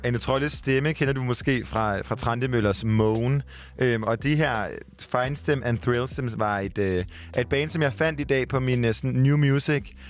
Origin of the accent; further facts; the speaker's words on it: Jutland, Denmark; also born or lived in Copenhagen; jeg er fra Jylland